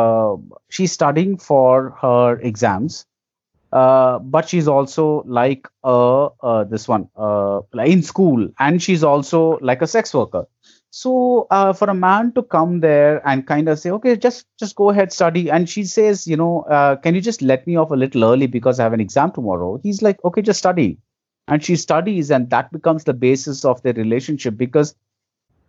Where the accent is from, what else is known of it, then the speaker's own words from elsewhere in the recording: India; as an Indian audience